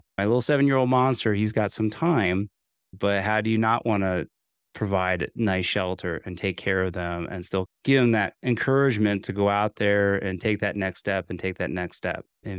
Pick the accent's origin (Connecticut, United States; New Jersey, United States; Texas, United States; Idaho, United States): New Jersey, United States; Morristown; it's pretty neat that we weren't too far from where I grew up in Morristown, New Jersey, which is home for you in northern New Jersey.